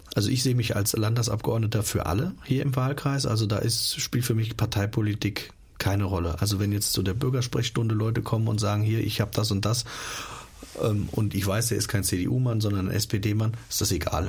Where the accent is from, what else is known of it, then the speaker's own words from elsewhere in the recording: Hesse, Germany; bei uns in Hessen